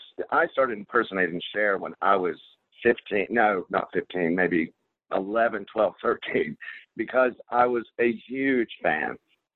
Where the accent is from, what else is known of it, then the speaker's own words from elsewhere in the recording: Charlotte, North Carolina, United States; moved away as an adult; also born or lived in West Hollywood; I was born and raised in Charlotte, North Carolina. I'm back in Charlotte, North Carolina.